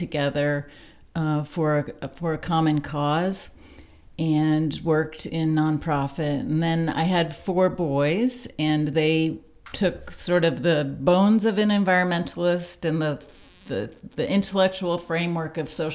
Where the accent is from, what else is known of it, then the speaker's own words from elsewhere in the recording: Sarasota, Florida, United States; now in Tennessee, United States; I grew up in Sarasota, Florida.